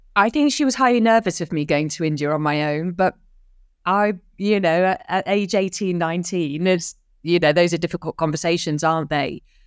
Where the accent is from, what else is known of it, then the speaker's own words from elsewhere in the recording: London, United Kingdom; also born or lived in Dar es Salaam, Tanzania; I was born in North London, an early P suburb to a working class parents.